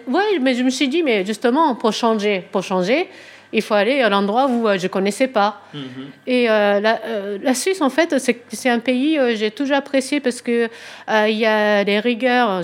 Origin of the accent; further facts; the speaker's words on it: Tokyo, Japan; French is a second language; moved away as an adult; also born or lived in Switzerland; now in France; je suis japonaise de Tokyo, euh, voilà, pour commencer. Et euh, j'ai grandi à Tokyo